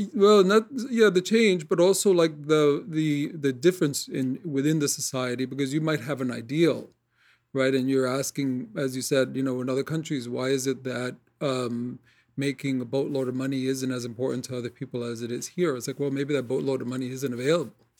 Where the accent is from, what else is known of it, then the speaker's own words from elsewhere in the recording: New York City, New York, United States; I grew up in Corona, Queens